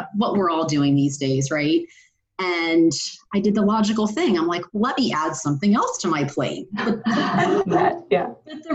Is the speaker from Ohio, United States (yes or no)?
yes; Ohio, United States; I grew up in Ohio